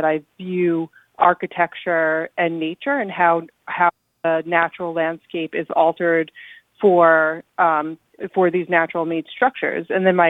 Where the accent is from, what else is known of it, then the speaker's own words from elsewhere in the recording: Commack, New York, United States; So I grew up on Long Island, like in Commack, actually